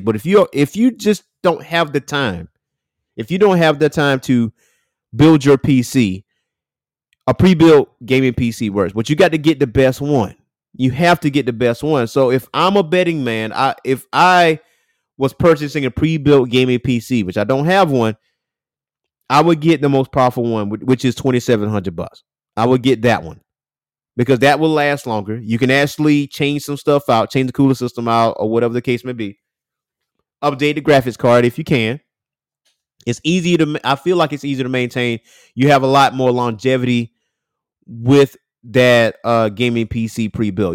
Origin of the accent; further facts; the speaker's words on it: Lake City, United States; now in Columbia, United States; my hometown of Lake City in Atlanta area